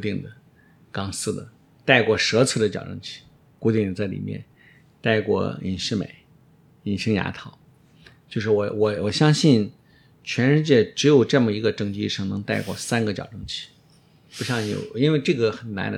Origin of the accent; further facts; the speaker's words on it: Shaanxi, China; moved away as an adult; also born or lived in Xi'an; now in Beijing, China; 我来自陕西，我们陕西整个省好像都没有博士那个概念